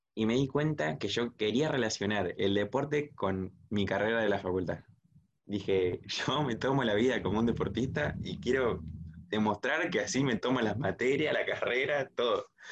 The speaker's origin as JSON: {"language": "Spanish", "town": "Zárate", "region": "Buenos Aires Province", "country": "Argentina", "said": "por acá, por Zárate City, de donde soy sí. Zárate, provincia de Buenos Aires"}